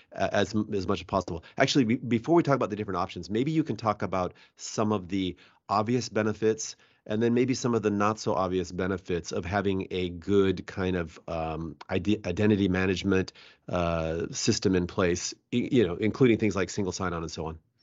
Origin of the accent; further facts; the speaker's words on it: Bellevue, Washington, United States; I was born and raised here